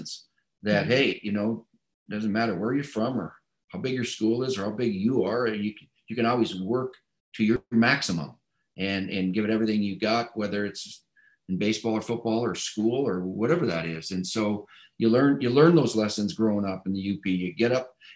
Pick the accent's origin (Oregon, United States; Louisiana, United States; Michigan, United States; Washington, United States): Michigan, United States; Upper Peninsula of; I went to the Catholic school on the north side, Immaculate Conception